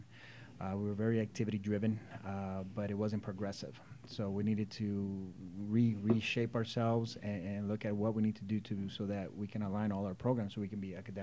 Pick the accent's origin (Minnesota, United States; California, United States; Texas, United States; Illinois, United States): California, United States; Whittier; born or raised there; also born or lived in El Salvador